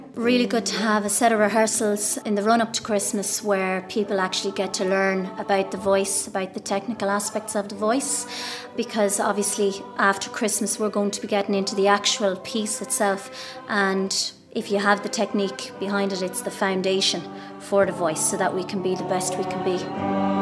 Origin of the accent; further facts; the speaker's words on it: Kilkenny, Leinster, Ireland; now in Castlecomer, Ireland; I'm originally from Kilkenny. I'm now living in Castlecomer.